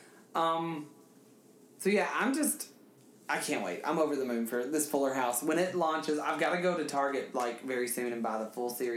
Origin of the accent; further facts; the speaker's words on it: Coleman, Alabama, United States; now in New York, United States; in my hometown of Coleman, Alabama